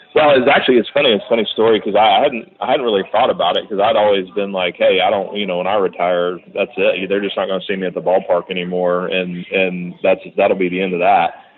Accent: Texas, United States; being a Texan and, and a Southerner, I was kind of a fish out of water in the city

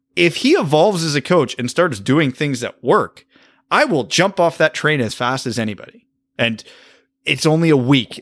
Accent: Canada; as a Canadian

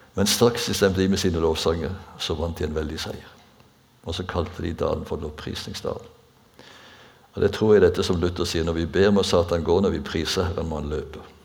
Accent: Bjerkreim, Rogaland, Norway; da jeg vokste opp på bedehuset hjemme i Bjerkrem

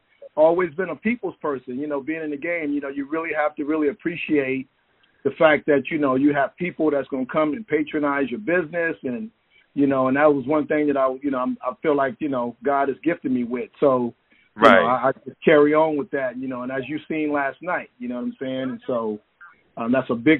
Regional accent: San Francisco, California, United States; moved away as an adult; also born or lived in Oakland, California; now in Bakersfield, United States; I'm originally from San Francisco, born and raised in San Francisco

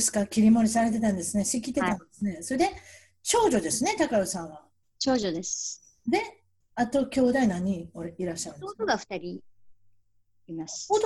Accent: Hachinohe, Aomori, Japan; moved away; 青森県の八戸市です。

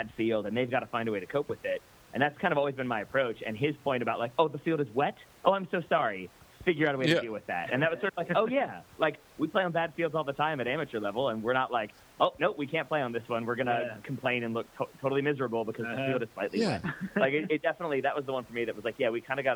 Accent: Virginia, United States; I'm from Virginia

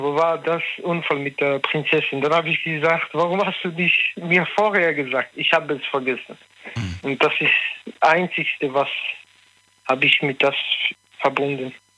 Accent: France; accent: French; German is a second language; now in Münster, Germany; ich bin in Frankreich groß geworden, aber ich versuche tagtäglich hier Deutsch zu lernen

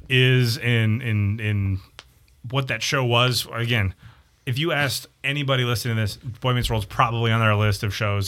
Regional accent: Midwest, United States; moved away; also born or lived in New Hampshire; me being a Midwesterner

